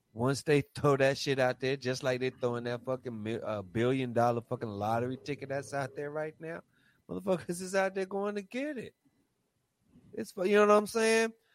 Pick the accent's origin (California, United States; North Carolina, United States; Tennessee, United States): North Carolina, United States; Raleigh; I'm from North Carolina